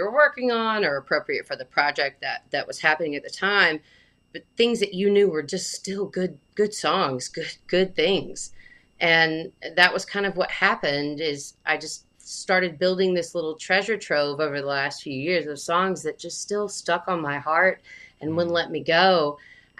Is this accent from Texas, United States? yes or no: no; Alabama, United States; now in Connecticut, United States; And I moved to Connecticut from Alabama. So I'm from Alabama.